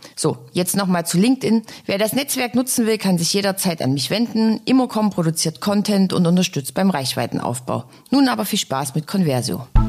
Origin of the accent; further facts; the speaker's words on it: Dresden, Saxony, Germany; meine Heimatstadt